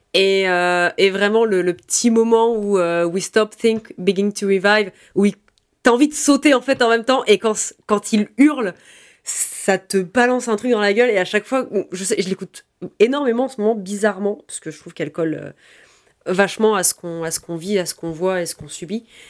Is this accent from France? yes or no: yes; France; on est français révolutionnaire en tout cas par ici